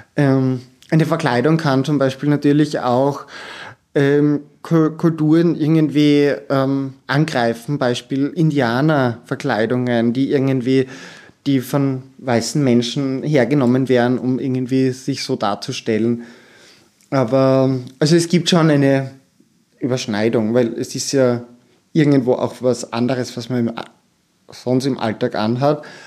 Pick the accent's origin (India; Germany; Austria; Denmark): Austria; Styria; ich komme vom Land, aus der Steiermark